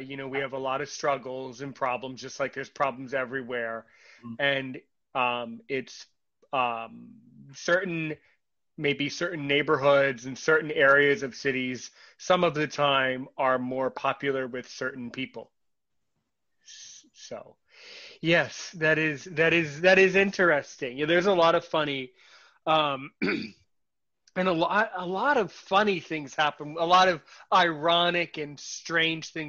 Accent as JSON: {"language": "English", "country": "United States", "said": "I'm American"}